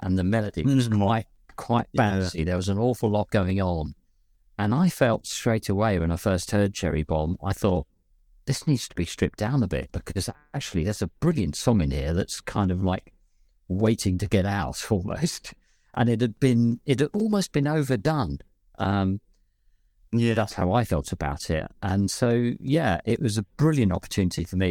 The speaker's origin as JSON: {"language": "English", "region": "London", "country": "United Kingdom", "accent": "West London, London twang", "said": "my normal accent, which is kind of a bit West London"}